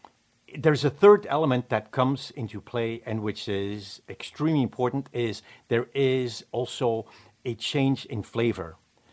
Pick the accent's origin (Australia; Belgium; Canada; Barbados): Belgium; now in Vermont, United States; I'm actually from Belgium.